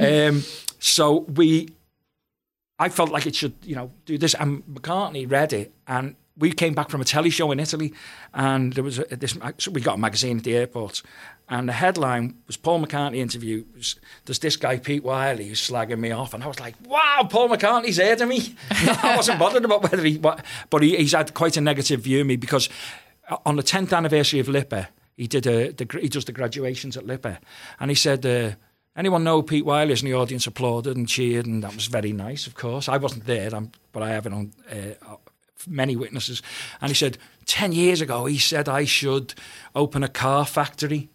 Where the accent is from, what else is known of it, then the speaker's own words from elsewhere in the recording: Liverpool, North West England, United Kingdom; I came from Walton, and it's quite, it was quite a hard area, you know, where I grew up